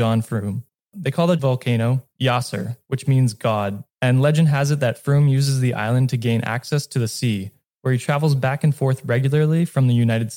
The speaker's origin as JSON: {"language": "English", "country": "Canada", "said": "I'm Canadian"}